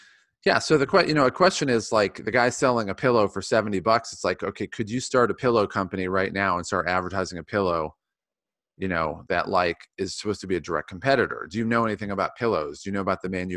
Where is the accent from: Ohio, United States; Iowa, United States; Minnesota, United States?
Ohio, United States; now in San Diego, United States; I grew up in Ohio and everybody in Ohio has brown hair